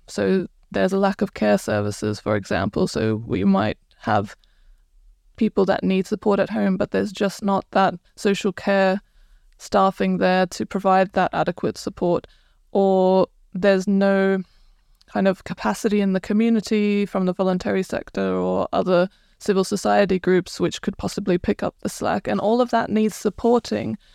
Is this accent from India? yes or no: no; Croatia; moved away as an adult; now in United Kingdom; I'm originally from Croatia